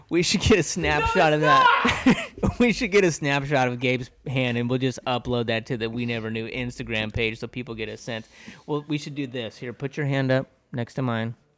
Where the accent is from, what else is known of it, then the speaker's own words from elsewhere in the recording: United States; I'm an American